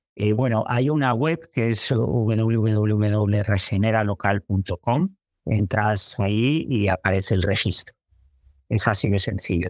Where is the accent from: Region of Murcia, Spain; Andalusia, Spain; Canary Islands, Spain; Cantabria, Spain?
Cantabria, Spain; Santander; moved away as an adult; a los 20 años pues me fui de Santander